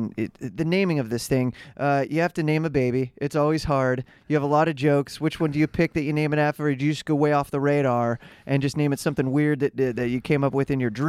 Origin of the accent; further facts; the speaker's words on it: Midwest, United States; I grew up in the Midwest, so you know everybody was wearing the plaid shirts